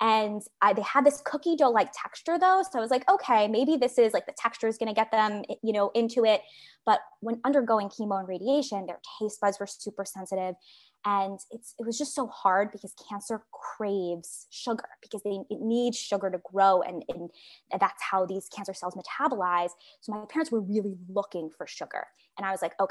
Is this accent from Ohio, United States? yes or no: no; New York City, New York, United States; now in San Francisco, United States; on Staten Island where I grew up